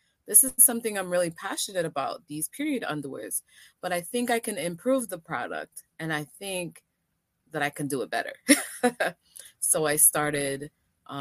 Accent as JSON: {"language": "English", "country": "Antigua & Barbuda", "moved": "yes", "lives_now": "New York, United States", "said": "I'm originally from Antigua"}